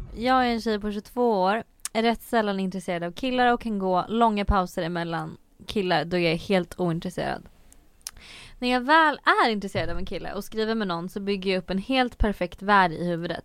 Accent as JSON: {"language": "Swedish", "town": "Söderköping", "region": "Östergötland", "country": "Sweden", "tie": "born or raised there", "said": "i Norrköping då som var den här större staden för jag är från Söderköping"}